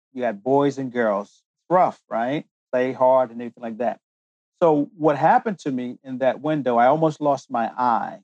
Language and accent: English; United States; also born or lived in London, United Kingdom; made in heaven, born in England, and developed in the United States